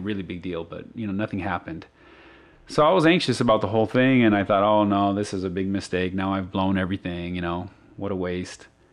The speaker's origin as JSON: {"language": "English", "region": "Arizona", "country": "United States", "said": "I'm from Arizona"}